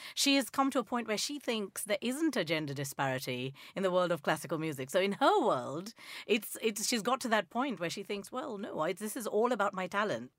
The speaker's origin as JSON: {"language": "English", "country": "Nigeria", "tie": "born or raised there", "moved": "yes", "said": "I grew up in Nigeria"}